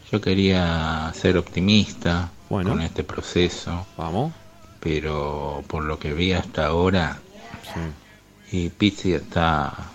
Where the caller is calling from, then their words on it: Buenos Aires, Argentina; Hola Ramiro … de Villa del Parque.